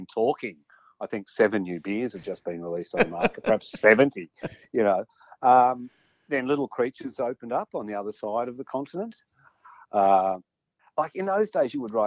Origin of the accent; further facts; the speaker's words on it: Bendigo, Victoria, Australia; also born or lived in India; I was born in Bendigo.